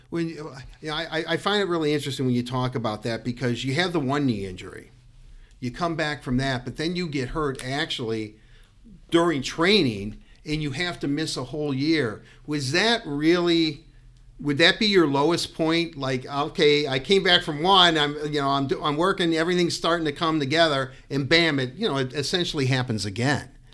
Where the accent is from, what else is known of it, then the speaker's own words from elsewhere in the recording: Detroit, Michigan, United States; being from Detroit